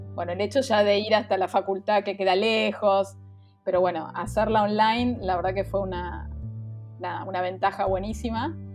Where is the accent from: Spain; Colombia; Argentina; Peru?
Argentina; Buenos Aires; soy de Buenos Aires, Argentina